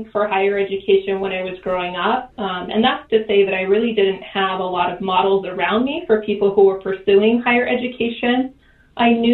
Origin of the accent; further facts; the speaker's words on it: Grants, New Mexico, United States; first language English; moved away as an adult; also born or lived in Wyoming; it's a special state for me because it's where I was born and raised